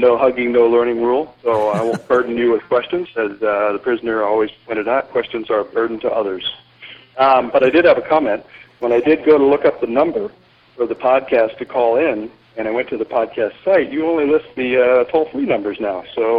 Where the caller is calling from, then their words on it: Krabi, Thailand; put it in the map in Krabi, Thailand. I'm calling in from Thailand, where I'm on a week's vacation with the wife